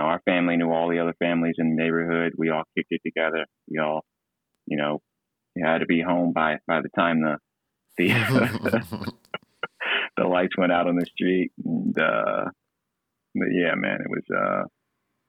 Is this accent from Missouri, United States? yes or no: yes; Blue Springs, Missouri, United States; moved away; I'm originally from Blue Springs, Missouri, which is about 20 to 30 minutes away from Kansas City on the Missouri side